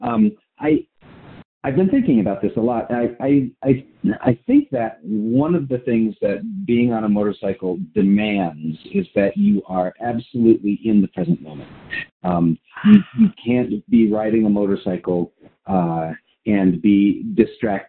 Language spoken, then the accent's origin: English; Colorado, United States; I grew up in Colorado in the mountains